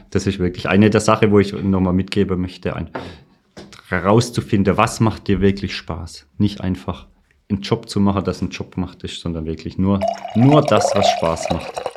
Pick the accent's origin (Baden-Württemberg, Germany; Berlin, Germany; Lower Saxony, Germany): Baden-Württemberg, Germany; Birkenfeld; ich komme aus dem schönen Ort Birkenfeld in der Nähe von Pforzheim